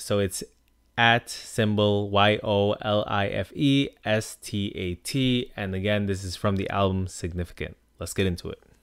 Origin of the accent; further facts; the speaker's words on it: Long Island, New York, United States; My experiences growing up on Long Island